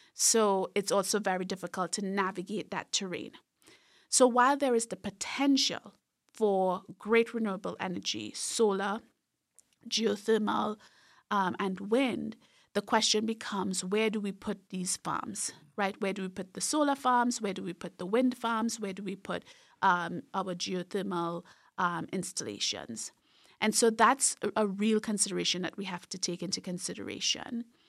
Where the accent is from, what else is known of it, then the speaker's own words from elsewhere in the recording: Trinidad & Tobago; moved away; I grew up in a very rural part of Trinidad and Tobago, so in the southern part of the larger island, which is Trinidad